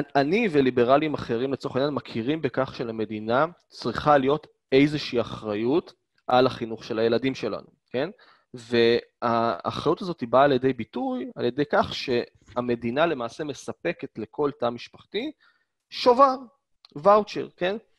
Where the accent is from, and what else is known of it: Israel; born or raised there